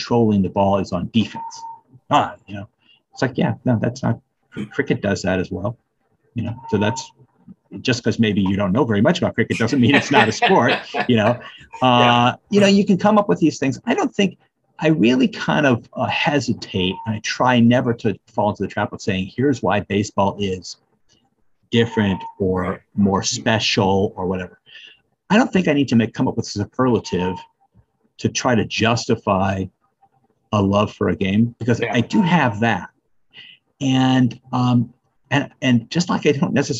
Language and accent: English; St. Louis, Missouri, United States; I'm born and raised in St. Louis, so I'm on the other side of the state